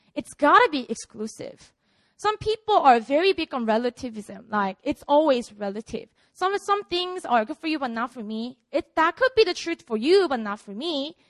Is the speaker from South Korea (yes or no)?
yes; Busan, South Korea; now in Seoul, South Korea; I was born and raised in Busan. This is my city, my hometown.